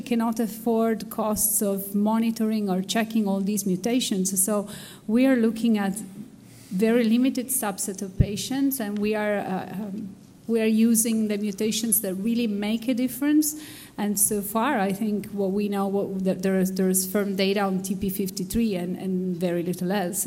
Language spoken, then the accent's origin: English; Italy; I come from Italy, where we have a public health system